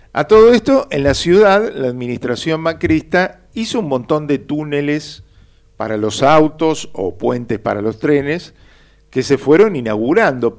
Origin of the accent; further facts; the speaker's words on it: Buenos Aires, Argentina; yo nací en Flores, con un barrio partido por las vías del tren que me hizo perder horas de vida inútiles cuando iba a visitar a mis tíos y primos en la paternal, o cuando iba a catequesis a Villa Urquiza